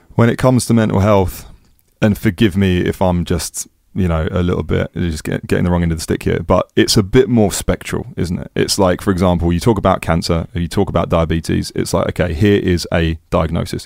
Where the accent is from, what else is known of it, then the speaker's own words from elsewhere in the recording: England, United Kingdom; also born or lived in Amsterdam, Netherlands; being English